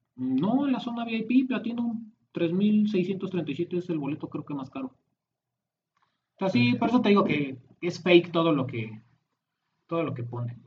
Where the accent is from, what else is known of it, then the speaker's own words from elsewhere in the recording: Mexico; nosotros como mexicanos